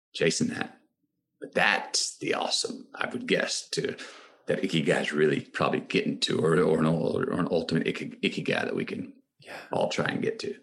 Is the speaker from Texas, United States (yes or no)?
yes; Austin, Texas, United States; my hometown of Austin, Texas